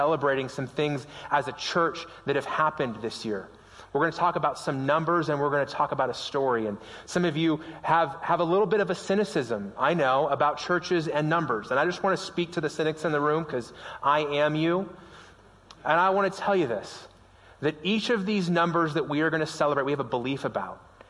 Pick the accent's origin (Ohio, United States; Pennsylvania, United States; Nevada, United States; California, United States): Nevada, United States; Las Vegas; now in Prescott, United States; Las Vegas. It's my hometown. It's where I grew up